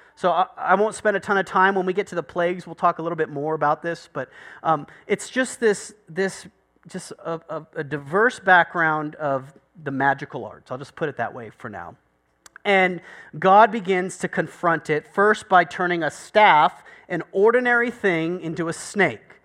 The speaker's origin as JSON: {"language": "English", "country": "United States", "said": "I'm American"}